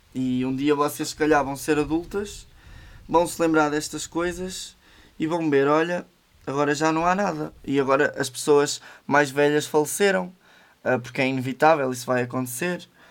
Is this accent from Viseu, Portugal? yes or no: yes; Manhouce, Viseu, Portugal; é a minha terra, tenho, tenho cá a minha família, foi cá que eu cresci.